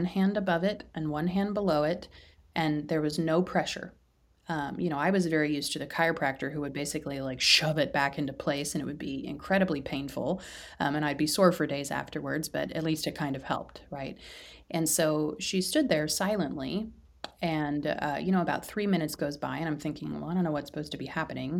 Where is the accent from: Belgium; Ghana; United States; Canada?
United States; Midwest; I live in the Midwest